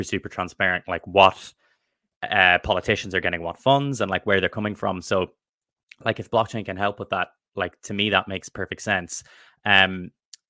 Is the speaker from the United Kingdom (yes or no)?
no; Ireland; I'm from Ireland